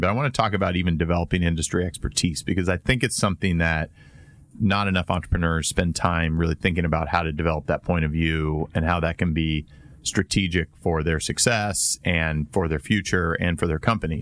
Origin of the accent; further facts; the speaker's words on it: Indiana, United States; growing up in Indiana